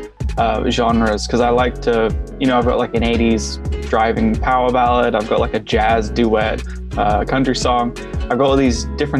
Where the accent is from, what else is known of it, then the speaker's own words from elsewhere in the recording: Brisbane, Queensland, Australia; I'm from Brisbane, Australia